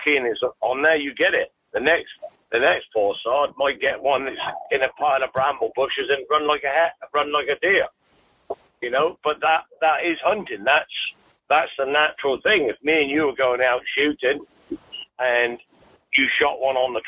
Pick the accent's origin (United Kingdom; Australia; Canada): United Kingdom; what we do in the UK